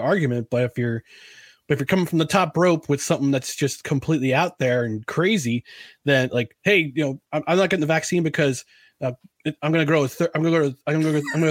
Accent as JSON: {"language": "English", "country": "United States", "said": "I'm an American"}